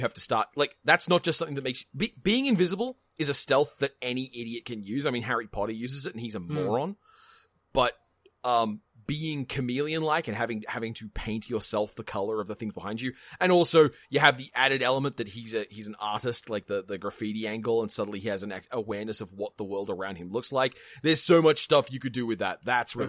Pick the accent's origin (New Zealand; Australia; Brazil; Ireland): Australia; Look, maybe I have different expectations of spiders. I'm Australian.